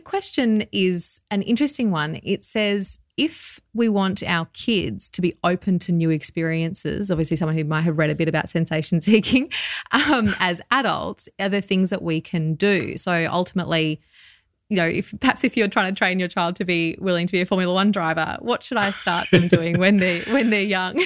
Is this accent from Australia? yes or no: yes; Australia; probably also being Australian and growing up around the sea